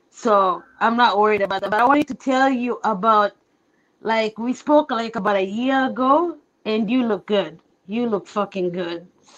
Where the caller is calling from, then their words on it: Seattle, Washington, United States; Oh, are you talking to me? Seattle. How are you?